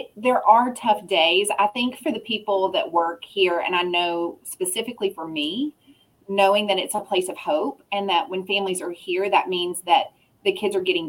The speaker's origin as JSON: {"language": "English", "region": "Louisiana", "country": "United States", "moved": "as an adult", "lives_now": "Wylie, United States", "said": "I'm originally from Louisiana, and there are not a lot of job opportunities there. I got out of college, and I was dating someone that had moved to Dallas, and so I was like, well, the job opportunities are better there."}